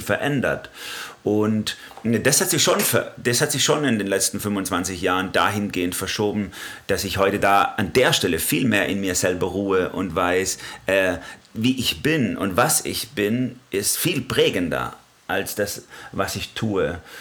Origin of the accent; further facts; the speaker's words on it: Swabia, Baden-Württemberg, Germany; komme auch aus einer Schaffermentalität als Schwabe